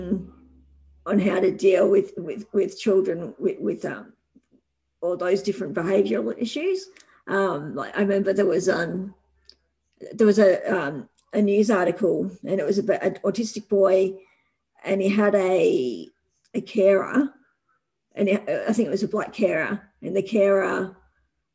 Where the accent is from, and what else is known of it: Australia